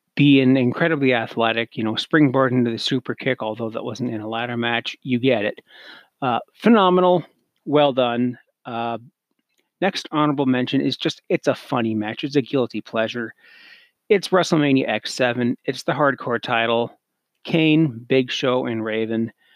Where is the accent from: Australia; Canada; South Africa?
Canada; me being Canadian